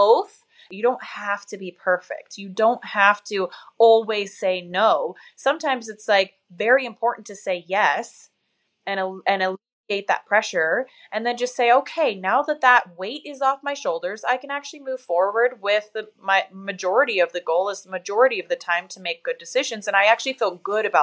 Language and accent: English; Tacoma, Washington, United States; moved away; I'm from Tacoma